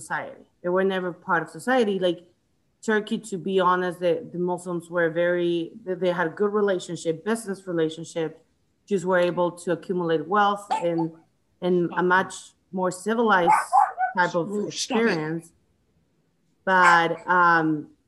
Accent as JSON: {"language": "English", "country": "Chile", "tie": "born or raised there", "also_born_or_lived": "United States", "moved": "yes", "lives_now": "Atlanta, United States", "said": "I grew up I was born in the States. I grew up in Chile most of my life"}